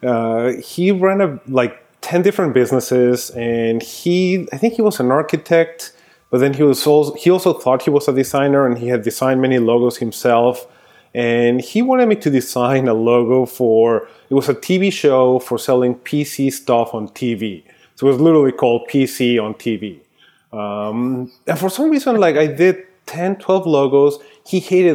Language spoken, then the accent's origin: English; Mexico City, Mexico; moved away as an adult; also born or lived in New York; now in Austin, United States; I grew up in Mexico City. So I was there until I finished college, which was 1999